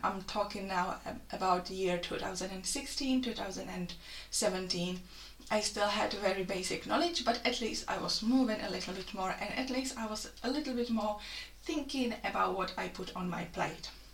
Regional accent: Czechia; moved away as an adult; now in Lichfield, United Kingdom; I come from the Czech Republic and I have been in the UK for over five years now.

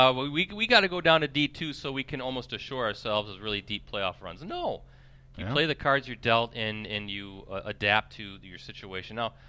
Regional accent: Wisconsin Valley Conference, United States; I grew up in the Wisconsin Valley Conference

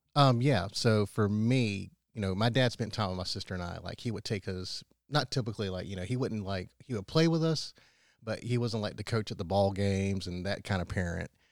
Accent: Powdersville, South Carolina, United States; I grew up in Powdersville and went to the Wren schools.

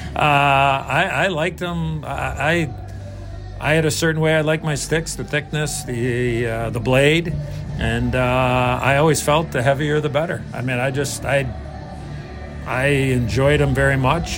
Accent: Chicago, Illinois, United States; as a young kid growing up in Chicago

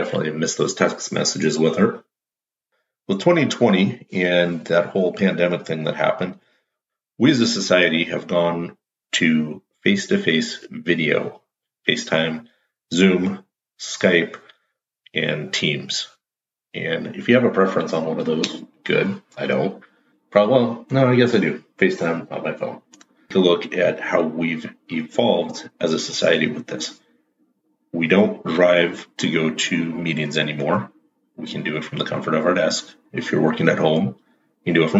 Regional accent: Pacific Northwest, United States; I'm from the Pacific Northwest

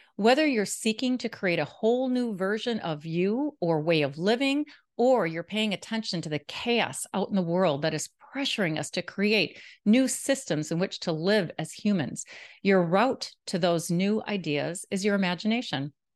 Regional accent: Milwaukee, Wisconsin, United States; moved away as an adult; now in Jacksonville Beach, United States; Milwaukee, Wisconsin, which is my hometown

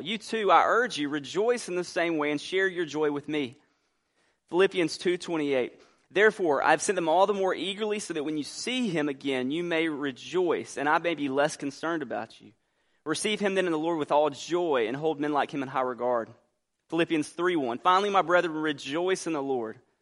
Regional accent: Albany, Georgia, United States; moved away; also born or lived in New Orleans, Louisiana; I grew up in Albany.

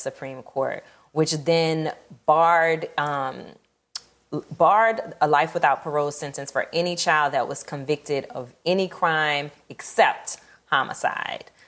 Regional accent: New Orleans, Louisiana, United States; also born or lived in Atlanta; I'm born and raised in New Orleans.

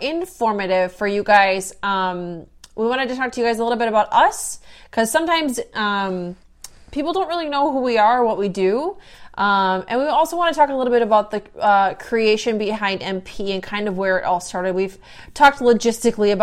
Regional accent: South Dakota, United States; moved away as an adult; I grew up in South Dakota on a farm

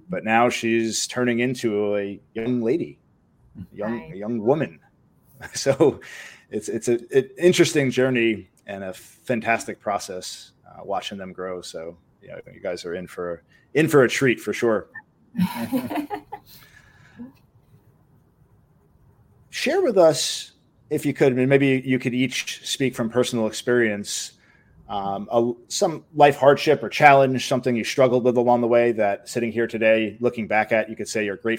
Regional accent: Rockland County, New York, United States; now in Cooper City, United States; I'm originally from Rockland County, across the river from Westchester

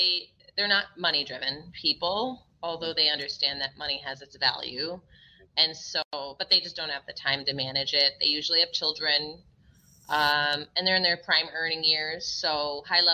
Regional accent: Minnesota, United States; also born or lived in Massachusetts; I was born in Massachusetts, although I grew up in Minnesota

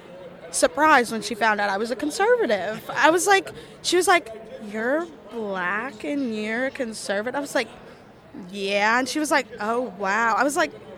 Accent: Kentucky, United States; I'm from Kentucky. I go to Northern Kentucky University

